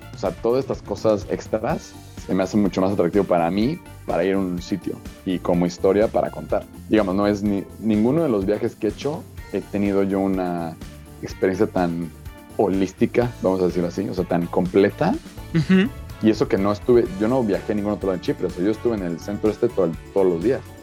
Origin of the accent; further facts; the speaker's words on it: Mexico; yo soy mexicano